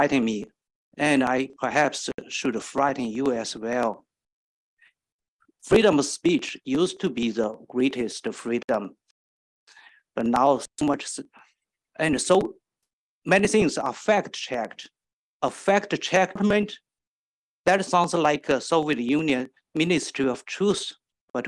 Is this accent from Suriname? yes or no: no; China; now in Maryland, United States; I came from China. When I first came to the United States